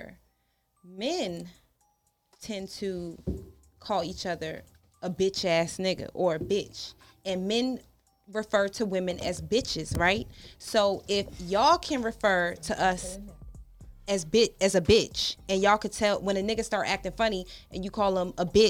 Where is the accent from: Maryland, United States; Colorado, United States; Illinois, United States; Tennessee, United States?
Maryland, United States; closer to D.C.; I'm from Maryland, but not Baltimore. Damn. I'm closer to D.C., so I rep that side.